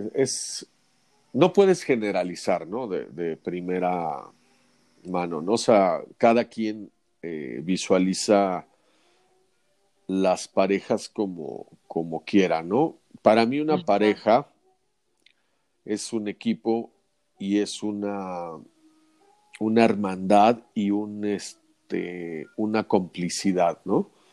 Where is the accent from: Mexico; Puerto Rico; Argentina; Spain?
Mexico; somos los mexicanos